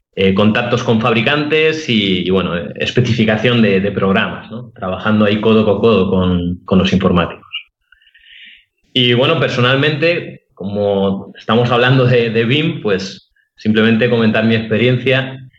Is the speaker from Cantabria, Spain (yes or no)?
no; Alicante, Valencian Community, Spain; soy arquitecto de Alicante